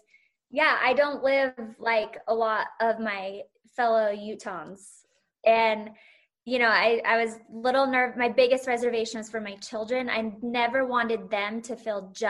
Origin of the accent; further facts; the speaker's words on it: Salt Lake City, Utah, United States; my hometown is now on the map of the Bravo world